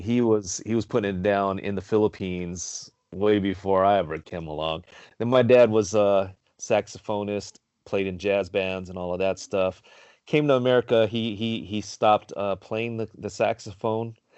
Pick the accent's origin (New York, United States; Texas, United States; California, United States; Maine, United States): California, United States; Carson; I grew up in Carson